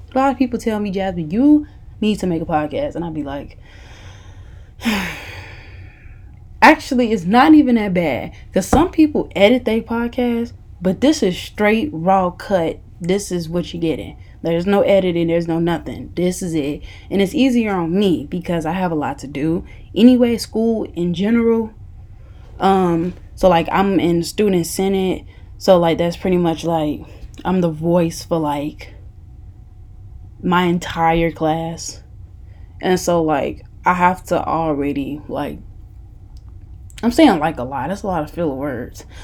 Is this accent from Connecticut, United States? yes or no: no; Chicago, Illinois, United States; moved away; I went to Kenwood, um, Kenwood Academy High School in Hyde Park, Illinois. It's in the Chicago, somewhat area.